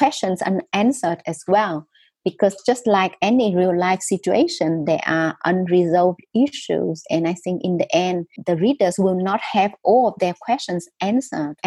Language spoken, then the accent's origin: English; Vietnam; English is a second language; moved away as an adult; also born or lived in Australia / United Kingdom; the stories that I heard from growing up in North Vietnam as well as South Vietnam